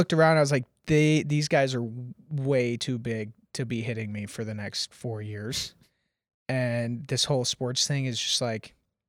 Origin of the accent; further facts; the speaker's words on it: Nashville, Tennessee, United States; So I grew up here in Nashville, and my father was like a relatively prominent concert producer, promoter, radio host, drummer, and did like a lot in the community here.